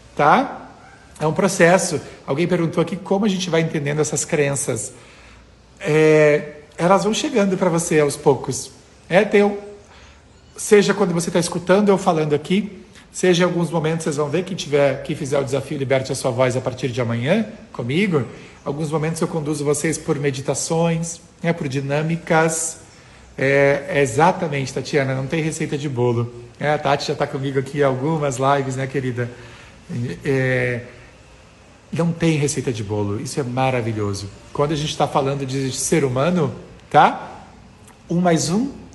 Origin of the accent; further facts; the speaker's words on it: interior of Rio Grande do Sul, Brazil; eu sou do interior do Rio Grande do Sul